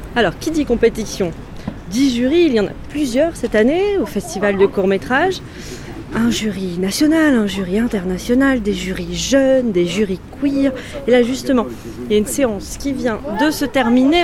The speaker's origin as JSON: {"language": "French", "region": "Brittany", "country": "France", "said": "je viens de Bretagne, du Morbihan."}